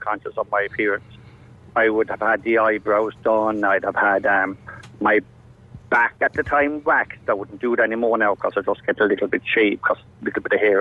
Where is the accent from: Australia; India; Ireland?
Ireland; Tipperary, Munster; moved away; also born or lived in Dublin; I come from Tipperary, a small little village.